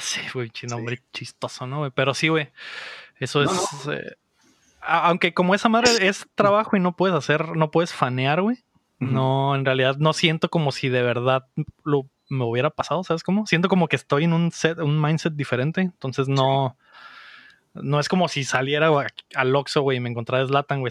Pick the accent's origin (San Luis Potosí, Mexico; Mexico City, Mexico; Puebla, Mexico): Mexico City, Mexico; moved away; creciendo en la Ciudad de México